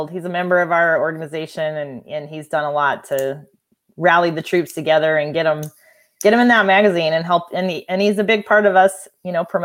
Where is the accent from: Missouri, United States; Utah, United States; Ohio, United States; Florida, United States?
Missouri, United States; Hannibal; also born or lived in Denver; I grew up in Denver for a while, um, and then moved to uh, Hannibal, Missouri, and then that's where I graduated from high school